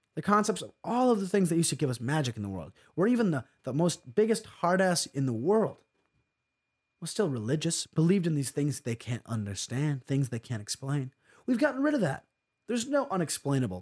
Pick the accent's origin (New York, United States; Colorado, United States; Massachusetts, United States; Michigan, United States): New York, United States; I'm from New York State. I've lived here my entire life.